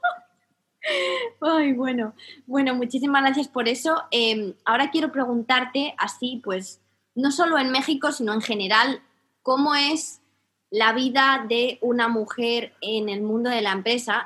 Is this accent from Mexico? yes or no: no; Spain